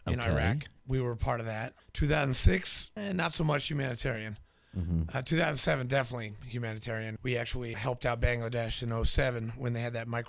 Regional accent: New Hampshire, United States; also born or lived in Nashville, Tennessee; I was born in Nashville, grew up in New Hampshire

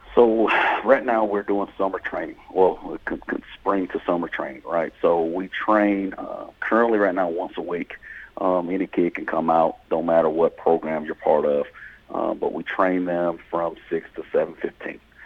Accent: South Georgia, United States; moved away as an adult; also born or lived in Nashville, Tennessee; I'm, I'm originally from South Georgia

